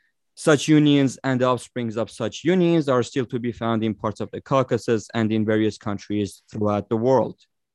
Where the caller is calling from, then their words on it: United States; I'm joining from the United States.